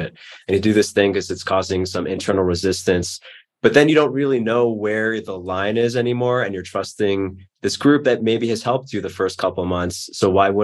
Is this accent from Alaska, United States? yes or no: no; New York, United States; growing up in New York, I just was not used to that.